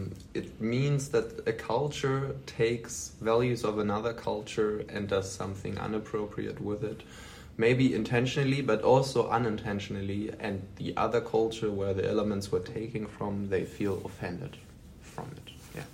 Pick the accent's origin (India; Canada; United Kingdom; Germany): Germany; I'm from Germany.